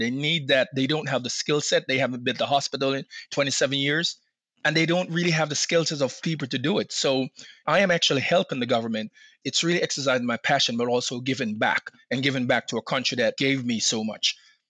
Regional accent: Baltimore, Maryland, United States; in 2019 in Baltimore, which is, I live in Maryland, so it's my hometown.

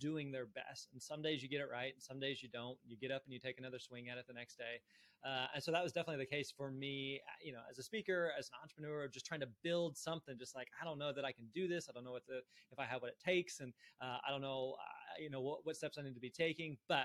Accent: Springfield, Missouri, United States; I grew up in Springfield, Missouri, Southwest Missouri.

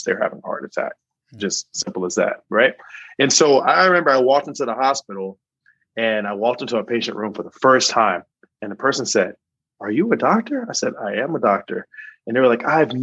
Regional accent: Charlotte, North Carolina, United States; moved away as an adult; also born or lived in Chicago / New York; now in Mississippi, United States; I'm originally from Charlotte, North Carolina

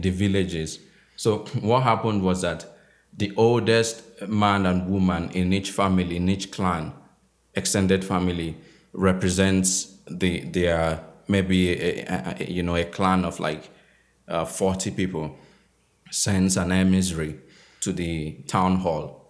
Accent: Akure, Ondo, Nigeria; moved away; I grew up in the West where Yoruba is a, is a language

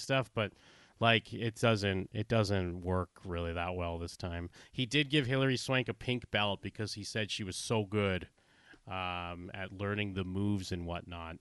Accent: outside of Boston, Massachusetts, United States; I grew up outside of Boston

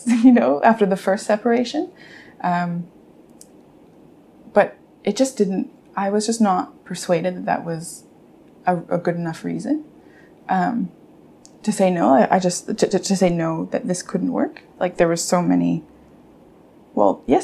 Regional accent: Canada; me and my sisters, although we grew up in Canada

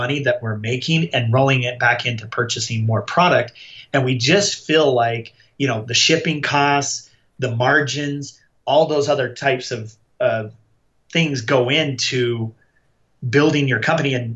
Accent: Utah, United States; we are from Utah.

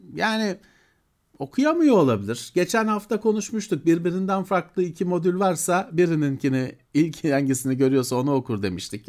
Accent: Istanbul, Turkey; ben Bakırköylüyüm kardeşim. Bakırköy benim için çok önemli bir yer

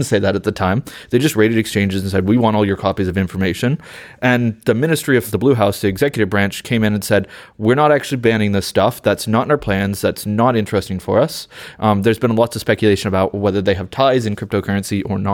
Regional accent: United States; accent: American; now in London, United Kingdom; being American in London

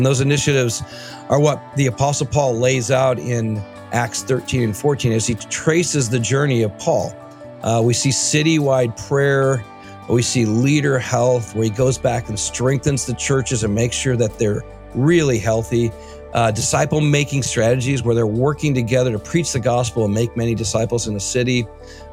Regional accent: Michigan, United States; moved away; I grew up in Michigan, so I go back to Muskegon, Spring Lake area almost once a year

